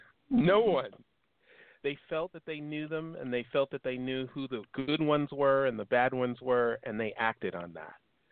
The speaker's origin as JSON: {"language": "English", "town": "Chicago", "region": "Illinois", "country": "United States", "tie": "born or raised there", "moved": "yes", "lives_now": "South Bay, United States", "said": "I'm from Chicago, John"}